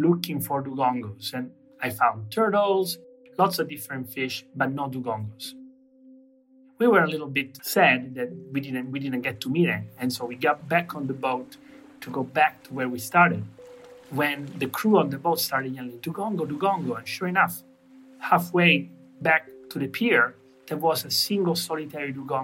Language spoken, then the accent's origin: English; Catania, Sicily, Italy; I was born on an island, and I grew up on an island. I'm from Sicily, specifically from the city of Catania, which is right on the water.